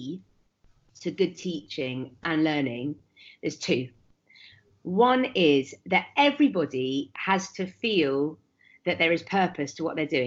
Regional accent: Leicester, East Midlands, United Kingdom; I grew up in Leicester in the 1980s

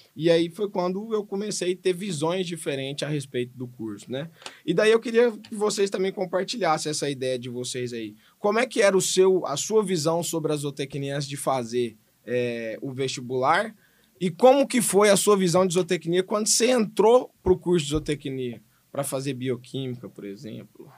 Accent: Goiânia, Goiás, Brazil; eu sou de Goiânia, né, nasci em Goiânia, fui criado em Goiânia, estudei em Goiânia

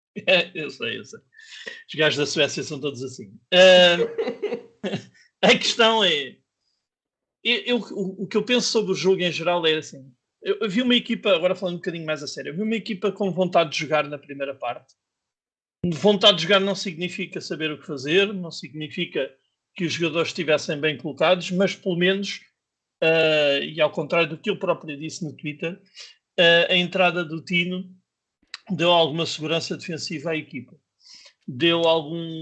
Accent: Lisbon, Portugal; cresci em Benfica, fui, fui criado em Benfica

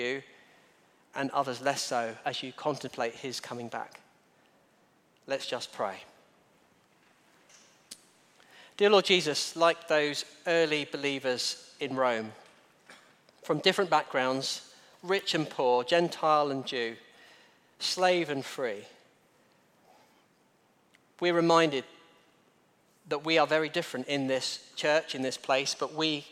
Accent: Kent, South East England, United Kingdom; now in Guernsey; I'm from Kent

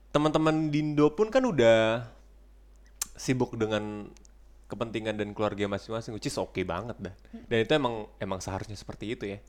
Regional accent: Indonesia; moved away as an adult; also born or lived in Frankfurt, Germany; now in Germany; gue kalau di Indonesia gak pernah pindahan gue gue dari kecil di situ

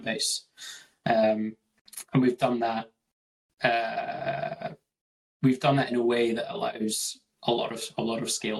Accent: Scotland, United Kingdom; from Scotland

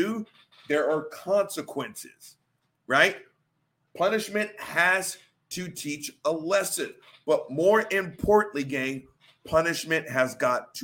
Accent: the Bible Belt, United States; the guy born and raised in the Bible Belt

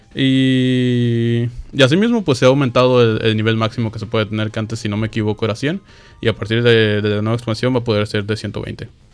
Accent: Mexico; en México somos

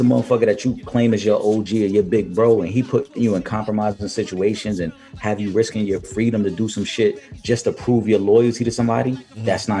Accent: New York City, New York, United States; Growing up in Millbrook Projects

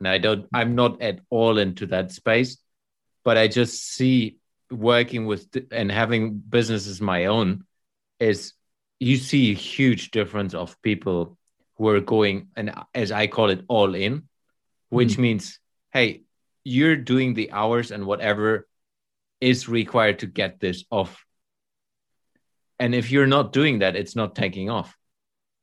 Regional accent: Germany; moved away as an adult; I moved back to Germany last summer when we lived abroad for the last 6-7 years. And I'm now literally in my hometown again, meeting all my buddies from school time

